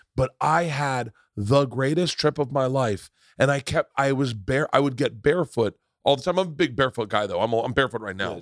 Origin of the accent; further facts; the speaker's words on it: Florida, United States; I grew up in Florida.